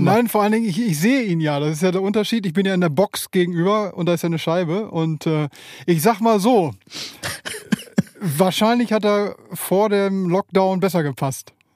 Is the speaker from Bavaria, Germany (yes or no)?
no; Bielefeld, North Rhine-Westphalia, Germany; ich komme aus Bielefeld, äh, da wohne ich jetzt schon seit 47 Jahren